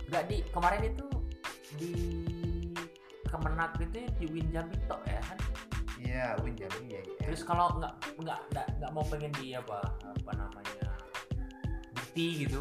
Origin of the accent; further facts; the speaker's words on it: Jambi, Indonesia; kita ini dosen-dosen dari luar ya kita dosen uh, saya dari Jambi